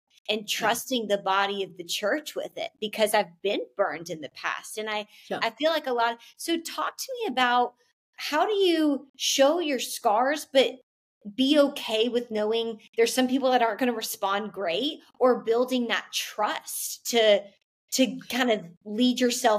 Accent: the South, United States; you know, and especially I'm from the South. I live in the Bible Belt. I've lived in the South my entire life.

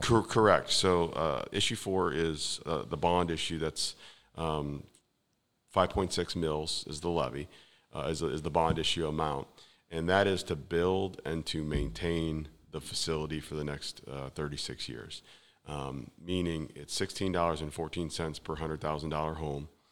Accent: west side of Cleveland, near Cedar Point, Ohio, United States; born or raised there; moved away as an adult; now in New Philadelphia, United States

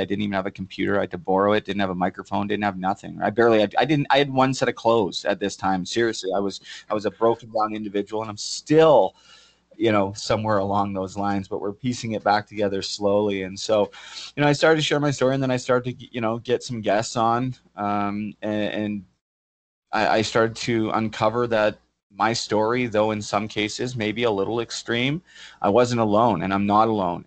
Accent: Port Coquitlam, British Columbia, Canada; moved away as an adult; Port Coquitlam, my hometown, which I haven't been home for – uh, over four years now

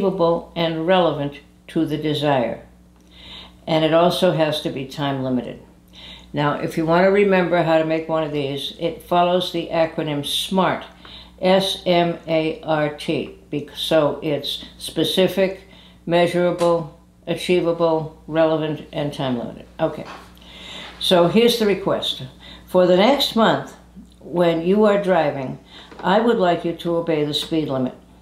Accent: New England, United States; moved away; I'm from New England originally

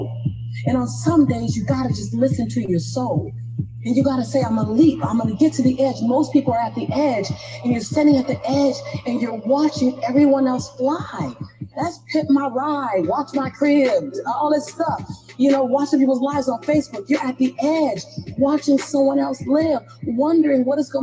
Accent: Los Angeles, California, United States; as born and raised in South Central

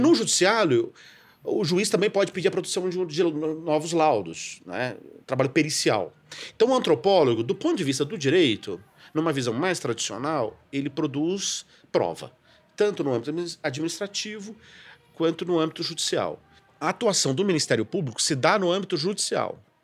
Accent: São Paulo, Brazil; sou paulista, não é? Que sou paulista

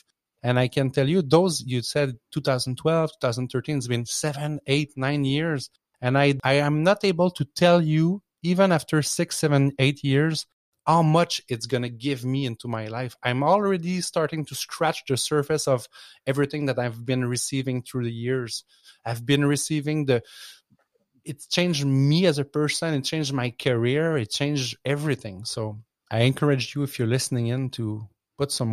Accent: Quebec, Canada; I'm from Quebec

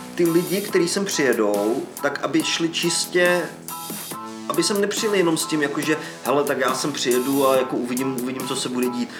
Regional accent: Czechia; now in United Kingdom; u nás v České republice

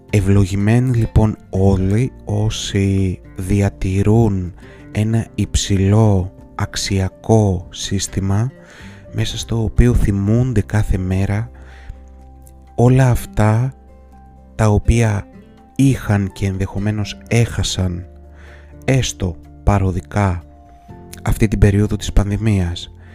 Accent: Greece; also born or lived in Athens; εμείς οι Έλληνες

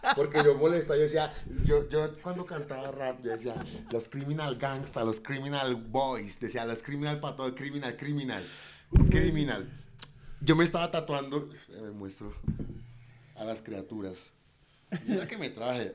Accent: Bogotá, Bogotá Capital District, Colombia; also born or lived in Cartagena, Colombia / Buenos Aires, Argentina; mi, barrio que es el modelo donde yo siempre crecí, desde los nueve años que le digo que llegué de Argentina

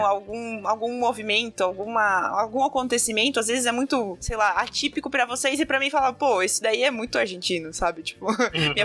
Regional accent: Brazil; sou do Brasil

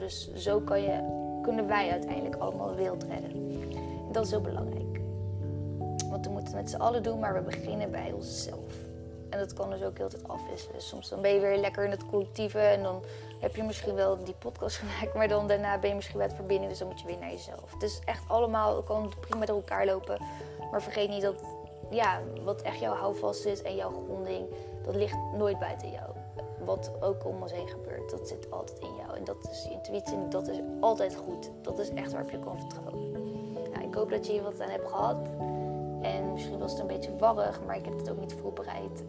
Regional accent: Netherlands; now in Bali, Indonesia; Nederland is niet echt mijn thuisland

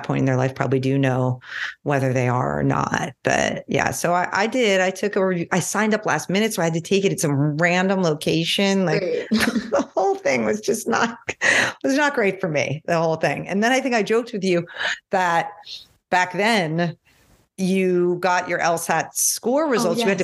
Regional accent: New York, United States; I'm from New York

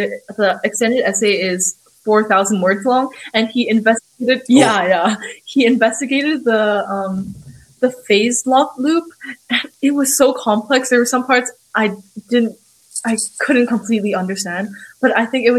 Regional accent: Hong Kong; now in Shanghai, China; I'm from Hong Kong, even though I've been living in Shanghai for almost 6 years now

